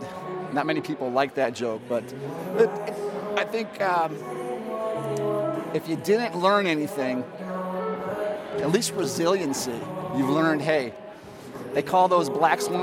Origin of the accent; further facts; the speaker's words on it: Seven Hills, Ohio, United States; I grew up in Seven Hills, Ohio. I went to Parma, Normandy